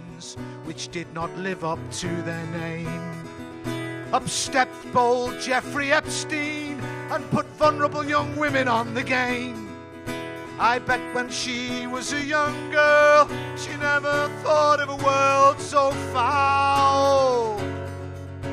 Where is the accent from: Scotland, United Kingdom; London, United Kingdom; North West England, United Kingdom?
North West England, United Kingdom; Liverpool; I was brought up in Liverpool in the 70s